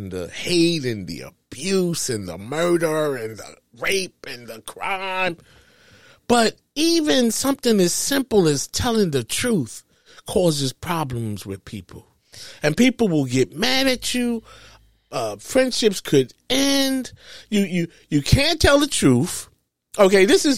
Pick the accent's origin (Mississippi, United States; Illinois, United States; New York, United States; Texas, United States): New York, United States; moved away; I'm from New York